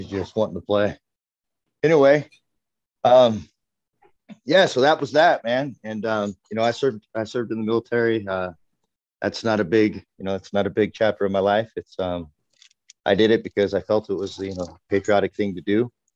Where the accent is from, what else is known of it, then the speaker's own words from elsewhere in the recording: California, United States; I grew up in California